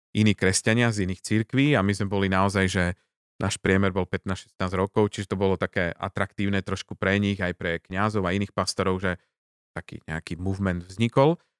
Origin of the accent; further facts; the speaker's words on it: Žilina, Žilina Region, Slovakia; odkiaľ pochádzam teda nie z toho námestia, ale zo Žiliny